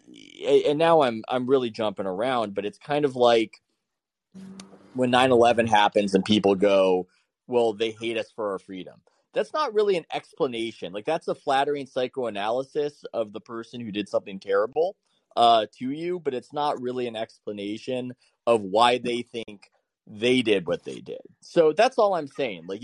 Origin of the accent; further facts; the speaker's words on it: San Diego, California, United States; I'm from San Diego, and I will say it's almost like being in Hawaii